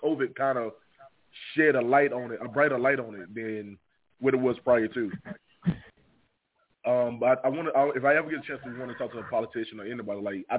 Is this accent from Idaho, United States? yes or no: no; Henderson, North Carolina, United States; accent: Southern; I'm born and raised in a small city called Henderson, North Carolina